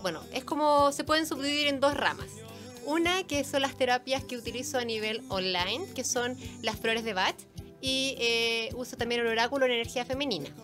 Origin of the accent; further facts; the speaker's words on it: Concepción, Biobío, Chile; moved away as an adult; now in Santiago, Chile; yo soy oriunda de Concepción. Vivo hace 10 años acá en Santiago.